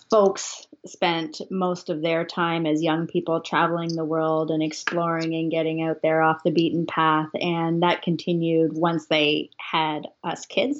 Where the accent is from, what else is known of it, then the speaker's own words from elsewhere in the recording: Ontario, Canada; also born or lived in Ottawa / Toronto; growing up in Ontario